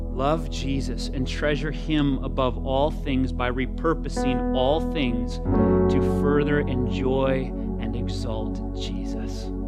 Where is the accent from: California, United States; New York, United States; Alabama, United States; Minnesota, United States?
Minnesota, United States; as a Minnesotan